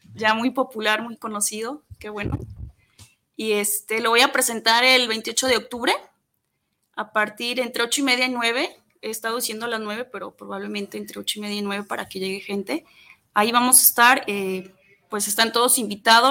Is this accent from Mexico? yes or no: yes; Atotonilco el Alto, Jalisco, Mexico; moved away; allá en el pueblo de donde soy, a Totonilco el Alto